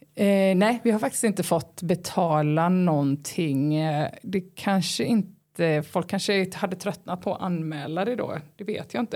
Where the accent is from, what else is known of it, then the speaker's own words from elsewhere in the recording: Halland County, Sweden; jag är från Halland